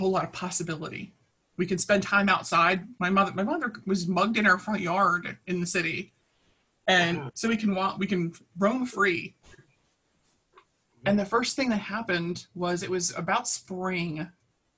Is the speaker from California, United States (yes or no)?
no; Baltimore, Maryland, United States; as a kid, I grew up in Baltimore City, in North Baltimore